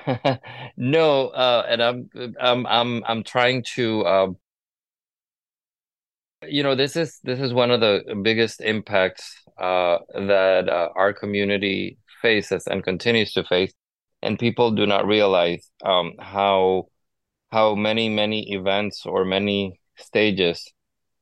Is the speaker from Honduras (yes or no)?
yes; Honduras; moved away; I grew up in Latin America. I was born and raised in Honduras